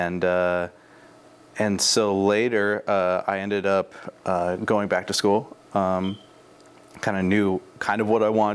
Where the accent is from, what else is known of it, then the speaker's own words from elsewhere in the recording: Timber, Oregon, United States; also born or lived in Forest Grove, Oregon; I was born in Timber, Oregon, which is kind of out by Buxton, so kind of towards the coast off of 26. My parents built a house out there.